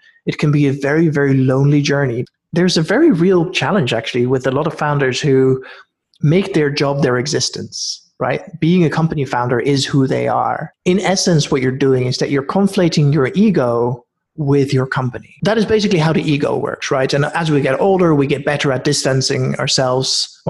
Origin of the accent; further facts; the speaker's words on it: Norway; also born or lived in Netherlands / United Kingdom; now in Oakland, United States; I was born in Holland, grew up in Norway, spent a bunch of years in the UK.